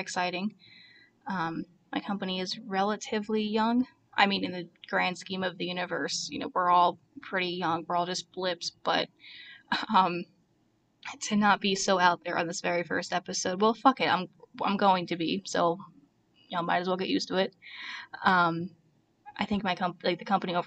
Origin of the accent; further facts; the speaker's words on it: Toms River, New Jersey, United States; moved away as an adult; also born or lived in Bushkill, Pennsylvania / near Easton, Pennsylvania; now in Easton, United States; I grew up in Ocean County, New Jersey, in Toms River